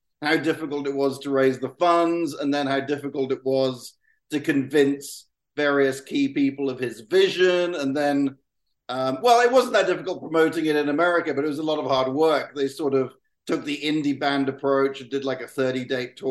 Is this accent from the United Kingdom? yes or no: yes; South West England, United Kingdom; someone from my hometown made a movie